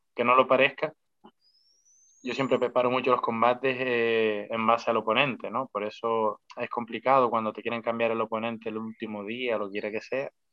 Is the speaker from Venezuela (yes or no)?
no; Spain; somos españoles